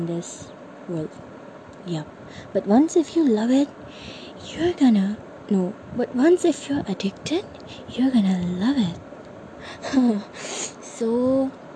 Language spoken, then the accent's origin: English; Namsai, Arunachal Pradesh, India; I am from Namsai, Arunachal Pradesh